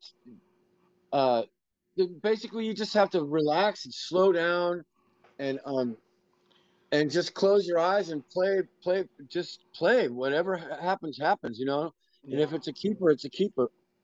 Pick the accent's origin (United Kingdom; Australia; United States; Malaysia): United States; Oakland, California; also born or lived in Berkeley, California; I was born and raised in Oakland